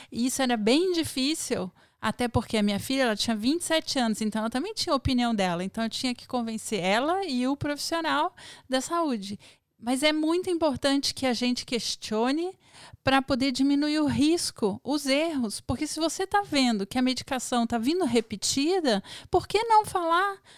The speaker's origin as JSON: {"language": "Portuguese", "region": "Federal District", "country": "Brazil", "said": "E é que brasiliense tem o hábito mesmo de imitar carioca, mas não assim uma imitação. A gente nasce imitando, então a gente é difícil mudar."}